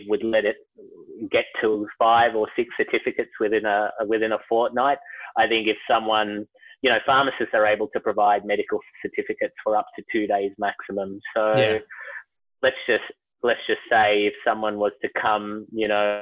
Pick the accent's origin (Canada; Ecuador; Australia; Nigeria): Australia; Melbourne, Victoria; moved away as an adult; now in Canberra, Australia; born and raised in Melbourne, and it's my home city.